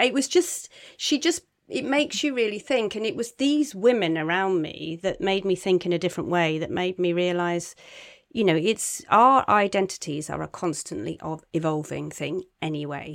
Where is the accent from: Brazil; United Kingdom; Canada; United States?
United Kingdom; Cornwall, South West England; moved away; I'm from Cornwall, I go back a lot